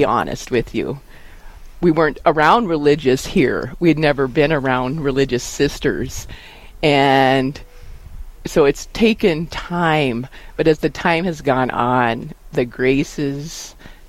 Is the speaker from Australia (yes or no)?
no; Wall, South Dakota, United States; I grew up in Wall, was gone for a few years in college, came back